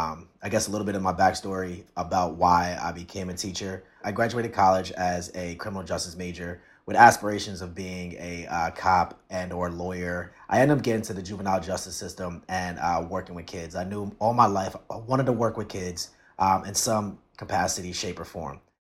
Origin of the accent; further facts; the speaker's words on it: Bayonne, New Jersey, United States; now in Camden, United States; I grew up in Bayonne in New Jersey, in Jersey City. And, you know, I taught there for 2 years and ended up in Camden for the last 5-6 years now.